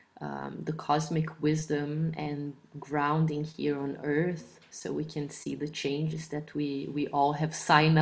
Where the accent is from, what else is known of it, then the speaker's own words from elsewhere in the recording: Brazil; I am from Brazil